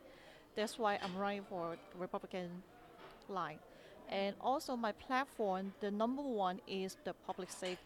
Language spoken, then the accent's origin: English; China; now in New York City, United States; I'm an Asian, I was born in China, I know the language, I know the background